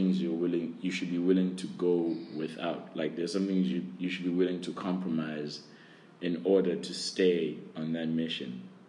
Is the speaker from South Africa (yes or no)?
yes; South Africa; now in Hainan, China; I am from South Africa